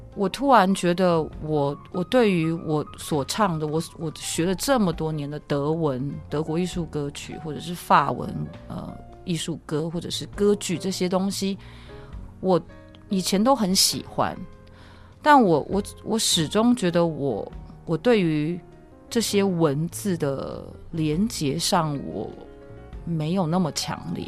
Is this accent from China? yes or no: no; Taichung, Taiwan; moved away as an adult; now in United States; 我是台中人，所以我是念双十国中